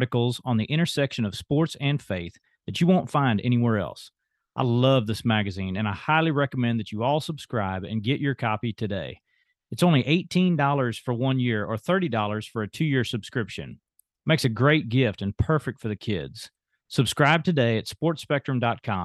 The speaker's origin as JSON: {"language": "English", "town": "Houston", "region": "Texas", "country": "United States", "tie": "born or raised there", "also_born_or_lived": "San Diego", "said": "my hometown heroes, the Houston Astros"}